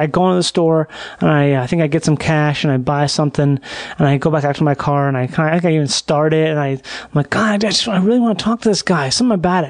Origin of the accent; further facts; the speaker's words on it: Rochester, Minnesota, United States; growing up in Rochester, Minnesota